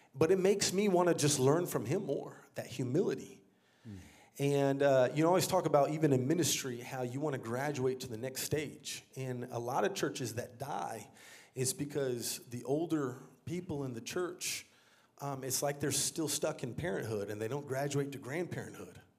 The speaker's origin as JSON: {"language": "English", "town": "San Antonio", "region": "Texas", "country": "United States", "tie": "born or raised there", "also_born_or_lived": "Dallas-Fort Worth, Texas", "moved": "as an adult", "lives_now": "Brooklyn, New York, United States", "said": "I grew up here in Texas, actually."}